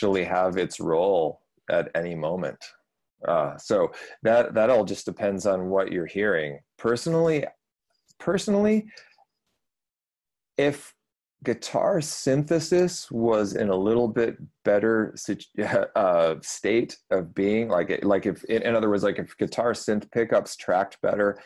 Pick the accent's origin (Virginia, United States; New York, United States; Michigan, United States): Michigan, United States; moved away as an adult; also born or lived in Texas / Paris, France; I grew up in Michigan